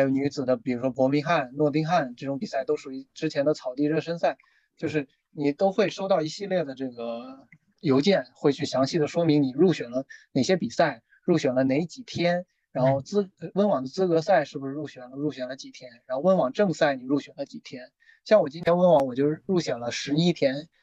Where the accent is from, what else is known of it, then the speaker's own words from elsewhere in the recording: China; also born or lived in Loughborough, United Kingdom; 只有我一个中国人